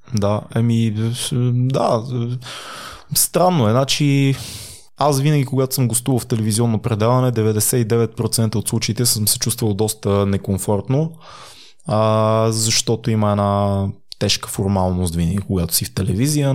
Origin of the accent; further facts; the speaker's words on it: Sofia, Sofia City, Bulgaria; съм от квартал Надежда, съм израснал в София